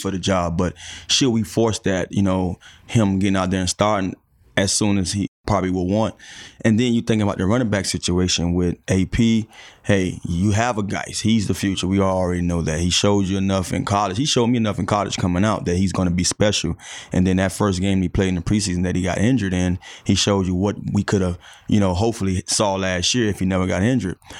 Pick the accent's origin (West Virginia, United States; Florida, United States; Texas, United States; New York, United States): Florida, United States; Miami; moved away; my neighborhood where I grew up in Miami